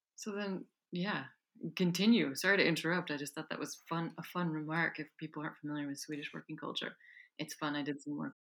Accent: United States; moved away; I grew up in the United States

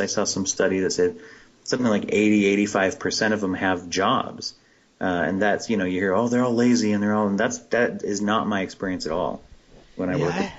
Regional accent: Pennsylvania, United States; moved away; I grew up in Pennsylvania

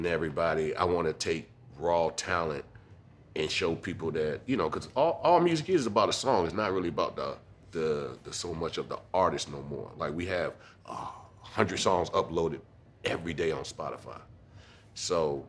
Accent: Virginia, United States; I'm from Virginia.

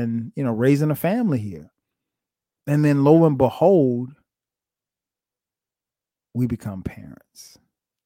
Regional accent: Florence, United States; moved away as an adult; now in Atlanta, United States; My answer to where I'm from will always be Florence.

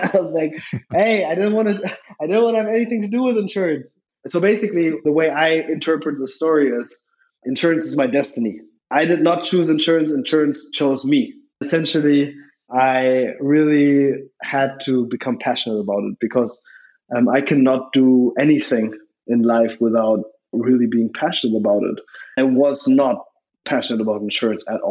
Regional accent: Berlin, Germany; also born or lived in Switzerland; I was born in Berlin to an American-born mother, actually.

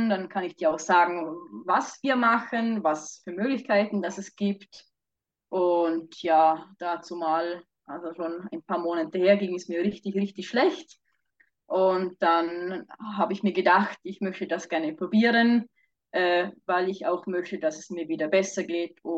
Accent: Vorarlberg, Austria; now in Switzerland; also ich ursprünglich aus Vorarlberg, äh, wohne aber seit zwei Jahren schon wieder äh, in der Schweiz.

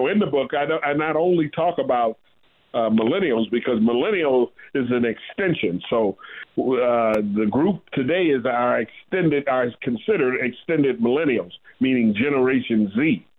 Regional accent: Midwest, United States; moved away as an adult; also born or lived in Ohio / New Jersey; I'm a Midwesterner. And I came out east

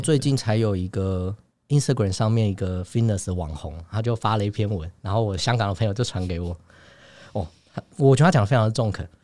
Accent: Taiwan; also born or lived in New York; 我们台湾人讲的这些系统跟内容

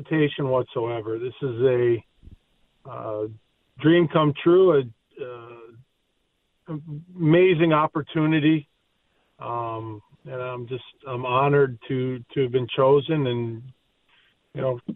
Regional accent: United States; an American born player

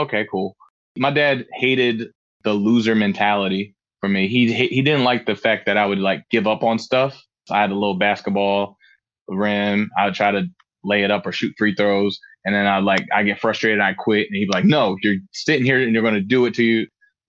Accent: Frankfurt, Hesse, Germany; also born or lived in Tacoma, Washington; So I was born in Tacoma, Washington, and I was only there for about 2 months, I would say. My dad got restationed in Germany. So around 2 months old, I just literally flew from Tacoma, Washington all the way to Germany. And I lived in Frankfurt, Germany, and Hanau, Budigen

